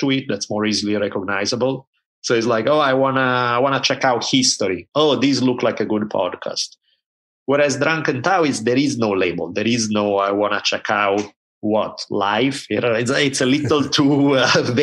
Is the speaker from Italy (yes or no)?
yes; Italy; So I grew up in Italy at a time when there were maybe two TV channels